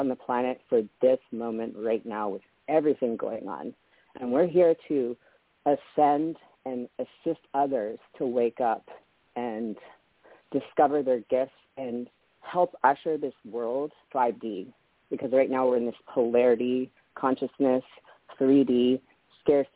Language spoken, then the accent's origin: English; Canada; also born or lived in Las Vegas; now in Hawaii, United States; I was born in Canada